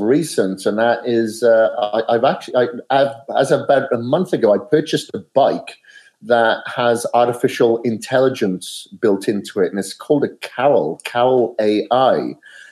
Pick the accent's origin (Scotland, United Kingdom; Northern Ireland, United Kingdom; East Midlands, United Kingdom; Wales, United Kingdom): Wales, United Kingdom; now in Boise, United States; I'm from Wales originally, and I'm here in Boise, Idaho